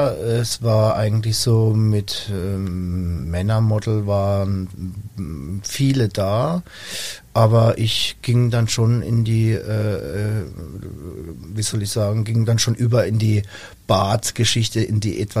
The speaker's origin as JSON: {"language": "German", "region": "Rhineland-Palatinate", "country": "Germany", "said": "für mich als Junger, als Pfälzer Junger, sag ich mal vom Dorf"}